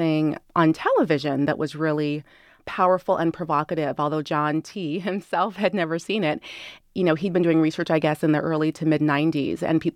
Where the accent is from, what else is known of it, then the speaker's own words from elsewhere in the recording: San Diego, California, United States; I grew up in San Diego, California